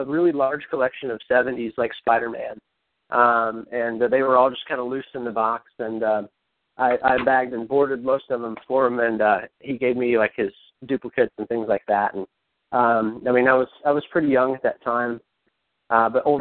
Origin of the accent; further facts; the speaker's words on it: Cincinnati, Ohio, United States; I'm from Cincinnati, Ohio